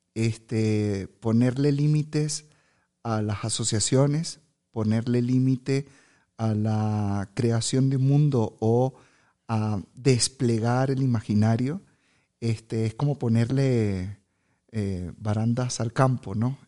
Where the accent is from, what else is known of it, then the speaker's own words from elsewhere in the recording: Venezuela; soy venezolano